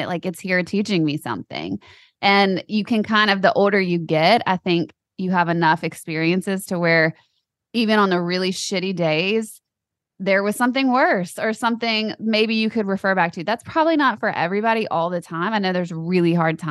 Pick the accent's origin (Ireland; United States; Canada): United States; I grew up in America.